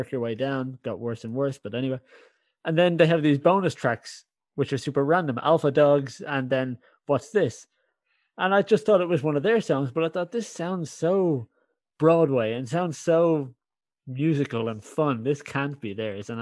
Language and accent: English; Ireland; now in Netherlands; I'm an Irish guy in the Netherlands.